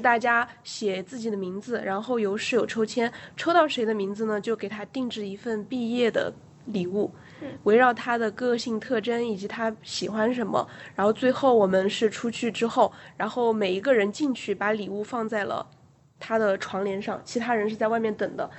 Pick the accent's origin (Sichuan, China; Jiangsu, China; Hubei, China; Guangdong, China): Hubei, China; 我是个湖北人，所以我每， 每餐吃米饭其实我是受得了的